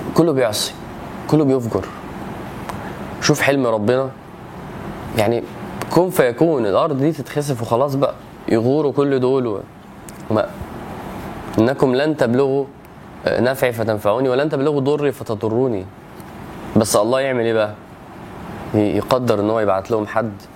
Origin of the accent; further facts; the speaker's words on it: Egypt; وانا مصري